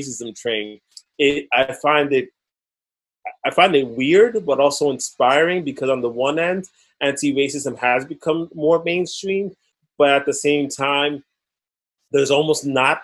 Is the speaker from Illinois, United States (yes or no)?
no; New York City, New York, United States; Growing up in the Lower East Side of Manhattan